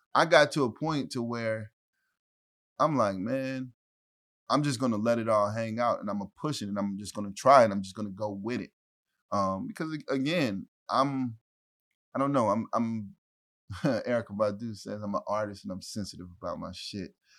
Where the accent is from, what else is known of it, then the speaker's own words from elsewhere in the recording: Ferguson, Missouri, United States; also born or lived in St. Louis; I'm from Ferguson